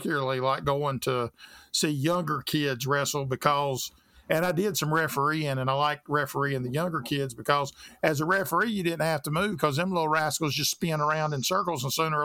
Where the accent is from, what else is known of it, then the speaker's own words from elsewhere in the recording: the South, United States; I grew up in the South